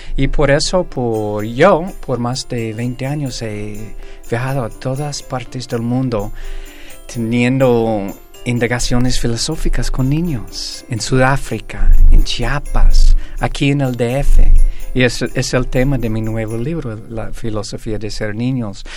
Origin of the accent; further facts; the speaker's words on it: Greece; yo soy griego